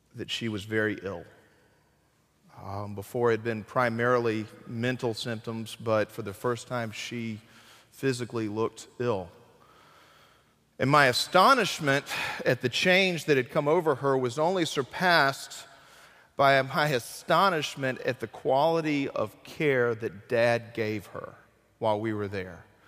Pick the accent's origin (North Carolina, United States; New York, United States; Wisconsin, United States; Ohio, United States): North Carolina, United States; Burlington; moved away; also born or lived in Graham; my hometown of Burlington